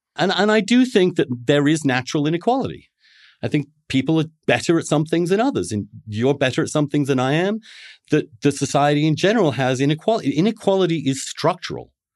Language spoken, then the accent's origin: English; England, United Kingdom; now in New York, United States; I grew up a Catholic in England